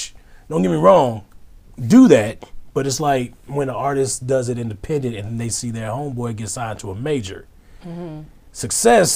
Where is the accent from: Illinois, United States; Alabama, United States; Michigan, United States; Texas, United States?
Texas, United States; Houston; I'm from Houston. Born in Third Ward